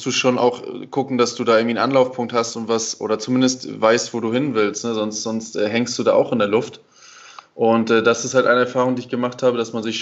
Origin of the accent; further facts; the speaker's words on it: Germany; klar, ich als Deutscher lerne dann hier schon, dass man ab und zu auch mal ein bisschen einfach äh, ja, sich, entspannen, sich entspannen sollte